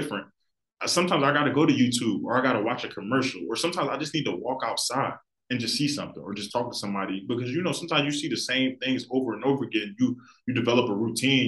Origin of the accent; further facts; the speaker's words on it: Philadelphia, Pennsylvania, United States; I love my city to death, and I'm sure a lot of people really born and raised in Philly will tell you that you love the city, you grow up in the city, you feel like, I feel like us Philadelphians